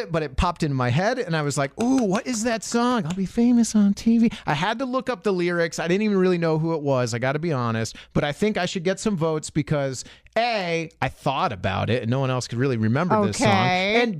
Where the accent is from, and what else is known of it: Tampa, Florida, United States